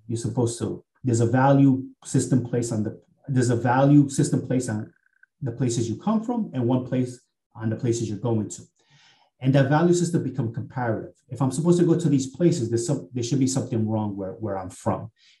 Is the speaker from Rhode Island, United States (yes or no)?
yes; Central Falls, Rhode Island, United States; growing up in Central Falls, Rhode Island, a place where to this day, the per capita GDP is around $12,000, which is one of the poorest places in all the country